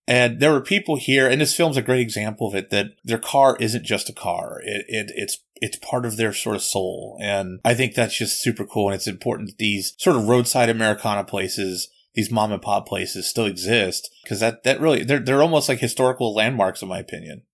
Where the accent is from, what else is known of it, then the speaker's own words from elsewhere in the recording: Pittsburgh, Pennsylvania, United States; I grew up in Pittsburgh, and actually it's just north of Pittsburgh. Uh, it, I was about fifteen minutes north of Pittsburgh